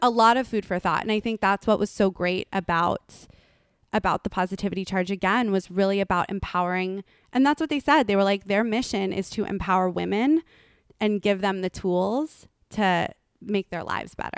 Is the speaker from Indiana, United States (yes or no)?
no; Los Angeles, California, United States; I'm from Lo-, Los Angeles